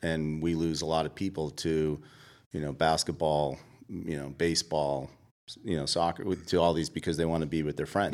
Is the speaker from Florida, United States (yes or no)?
no; Boston, Massachusetts, United States; moved away as an adult; also born or lived in Virginia; now in Atlanta, United States; I grew up in Boston